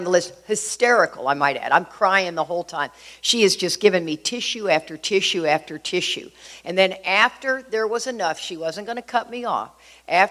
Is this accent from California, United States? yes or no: no; Houston, Texas, United States; I grew up in Houston